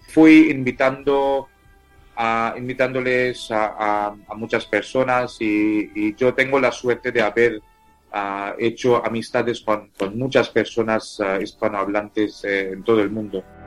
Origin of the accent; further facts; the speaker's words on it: India; first language Tamil; Spanish is a second language; mi lengua materna es tamil. Tamil es una lengua de eh, una de las, 22 ah, lenguas ah, oficiales de la India